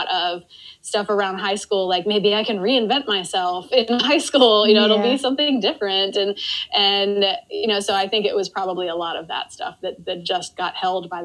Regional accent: Maryland, United States; also born or lived in Washington, D.C.; I grew up in Maryland and I went to school in Maryland

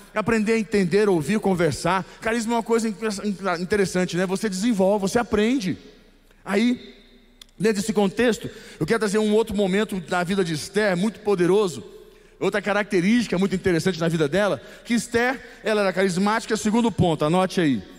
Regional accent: Goiás, Brazil; eu sou goiano. Não tem como ser diferente. Eu sou goiano

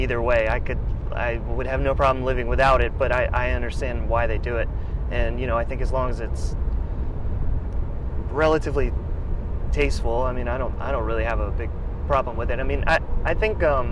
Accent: Charlotte, North Carolina, United States; moved away as an adult; now in Rock Hill, United States; I am from Charlotte. I was born and raised

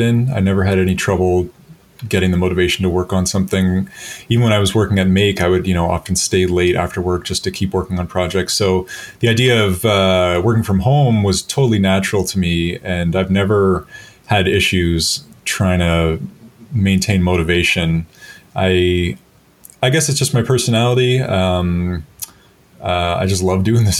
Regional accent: near Toronto, Ontario, Canada; also born or lived in Minneapolis, United States / New Zealand; I'm a Canadian. So I'm right now living in Toronto. But I grew up near Toronto.

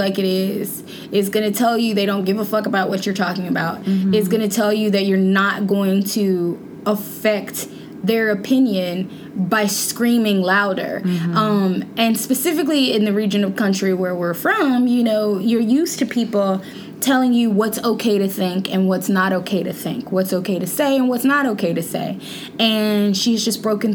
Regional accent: Shreveport, Louisiana, United States; I'm from Shreveport, Louisiana, as you know, and they used to call like the area that I'm from like Southern Oklahoma

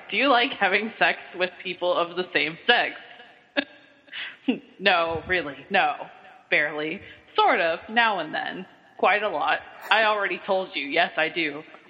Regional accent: Kentucky, United States; accent: southern; I get my southern accent because, you know, I am from Kentucky.

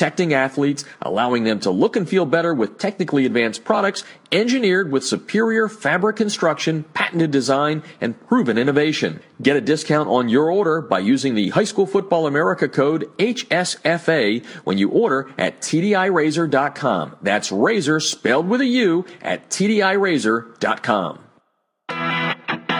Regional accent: New Jersey, United States; now in Southern California, United States; my hometown area there, right next to Pennsylvania

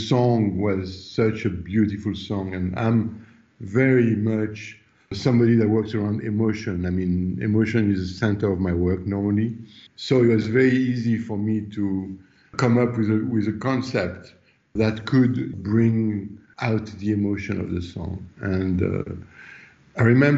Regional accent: France; moved away as an adult; also born or lived in Los Angeles; I'm from France and I, Los Angeles at the time, I've been in Los Angeles for 9 years.

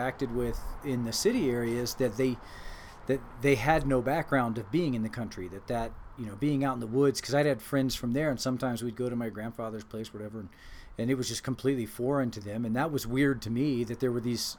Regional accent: Laurel, Maryland, United States; Is where I spent most of my childhood

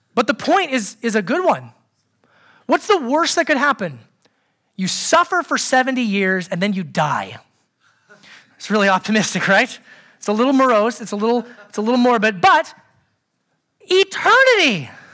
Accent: Anchorage, Alaska, United States; growing up in Anchorage, Alaska

